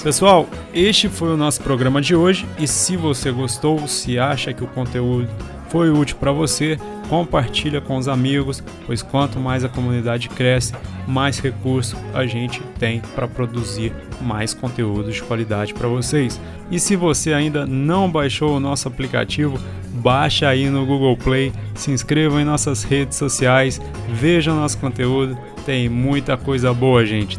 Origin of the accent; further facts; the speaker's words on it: Minas Gerais, Brazil; todos os mineiros, minha terra tão amada